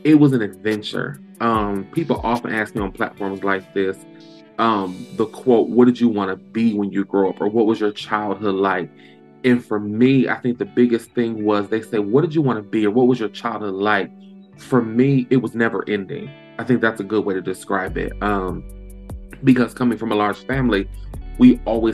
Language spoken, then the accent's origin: English; Lansing, Michigan, United States; born and raised in Lansing. I've been here in Lansing, Michigan. Been here all of my life